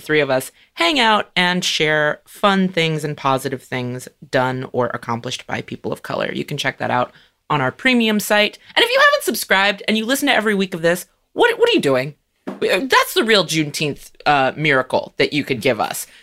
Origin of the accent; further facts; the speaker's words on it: California, United States; moved away; also born or lived in Chicago; I grew up in California where we always had Cesar Chavez Day, and then I moved to Chicago